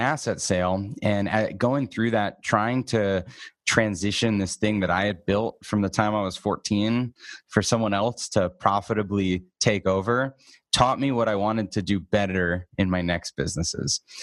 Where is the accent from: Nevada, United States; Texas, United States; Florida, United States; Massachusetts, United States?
Massachusetts, United States; Boston; now in Arizona, United States; I grew up in Boston.